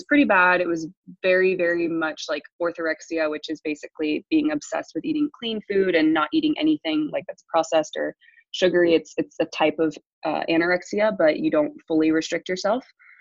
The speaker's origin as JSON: {"language": "English", "area": "small town east of Columbus", "region": "Ohio", "country": "United States", "tie": "born or raised there", "also_born_or_lived": "England / Kentucky", "said": "I grew up in a really small town about 30 minutes east of Columbus, Ohio"}